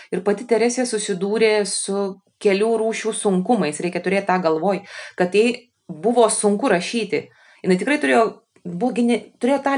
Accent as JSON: {"language": "Lithuanian", "country": "Lithuania", "said": "kai mes lietuviai atvažiuojam"}